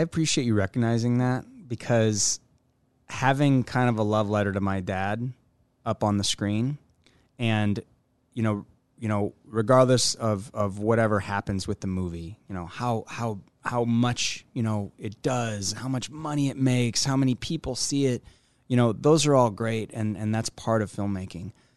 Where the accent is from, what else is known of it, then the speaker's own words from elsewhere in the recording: Omaha, Nebraska, United States; here in in my hometown